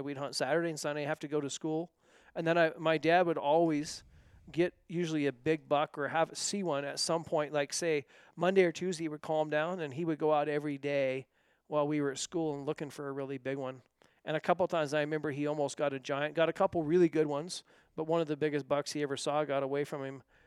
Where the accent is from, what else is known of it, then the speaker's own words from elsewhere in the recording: north of Bend, Central Oregon, United States; moved away; I grew up in Central Oregon, north of Bend